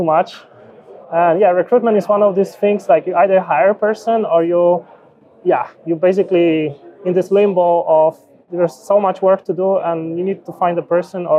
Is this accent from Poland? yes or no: yes; Poland; also born or lived in Bay Area, United States; originally born and raised Poland